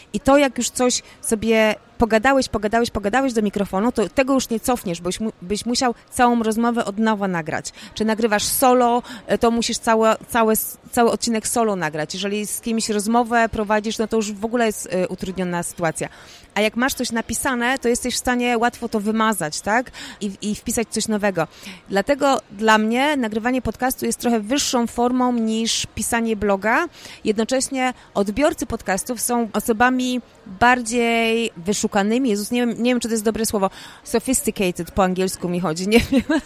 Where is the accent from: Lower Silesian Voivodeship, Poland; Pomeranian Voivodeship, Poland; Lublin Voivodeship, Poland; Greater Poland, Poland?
Greater Poland, Poland; Poznań; Ja jestem taką typową poznanianką